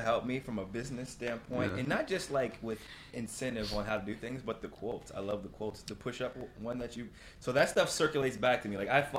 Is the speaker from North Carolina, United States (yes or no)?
no; Ohio, United States; I'm from Ohio.